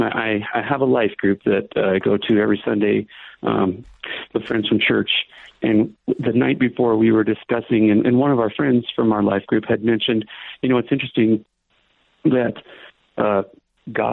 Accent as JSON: {"language": "English", "town": "Rapid City", "region": "South Dakota", "country": "United States", "moved": "yes", "lives_now": "Gillette, United States", "said": "I'm originally from Rapid. I live in Gillette, Wyoming now."}